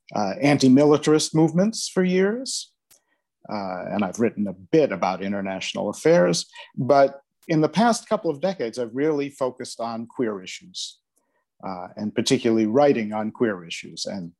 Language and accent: English; United States; now in Netherlands; Okay, I'm from the United States originally, different parts of the States, but I moved to the Netherlands in 1993, so that's 28 years ago now.